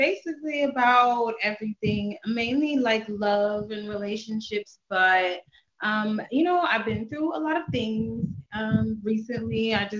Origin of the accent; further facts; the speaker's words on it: Baltimore, Maryland, United States; I'm from Baltimore, son.